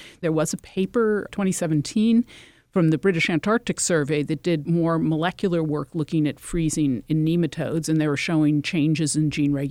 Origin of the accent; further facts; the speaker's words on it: Connecticut, United States; You know, for example, I'm from Connecticut. That's a place where this sort of thing happens.